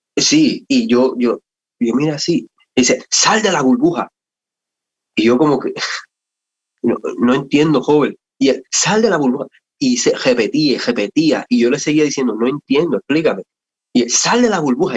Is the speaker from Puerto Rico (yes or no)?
yes; Puerto Rico; somos de Puerto Rico y pues desde, desde niño, ¿verdad? Mi, mi, mi mamá especialmente nos crió en el Evangelio